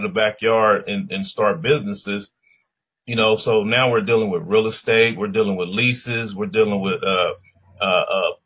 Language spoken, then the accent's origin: English; Compton, California, United States; I grew up in Compton, California